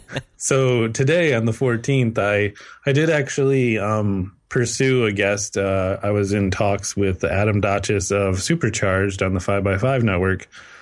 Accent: Canada; because I'm Canadian, so I have to watch a movie about zombie beavers.

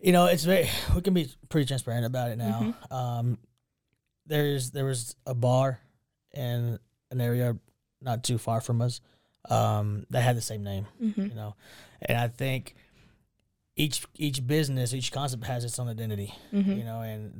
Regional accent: outskirts of Waco, Texas, United States; I grew up in the outskirts of Waco, a small town. Mm-hmm. I was raised a small town kid. But Waco's been home for the past 16 years.

